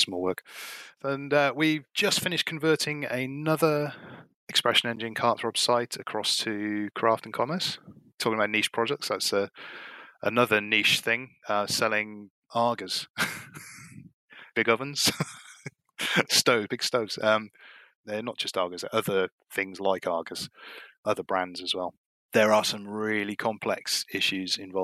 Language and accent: English; Cardiff, Wales, United Kingdom; now in Gloucester, United Kingdom; I've lived here for 20-something years now, 20 years or so. I'm originally from Cardiff in Wales.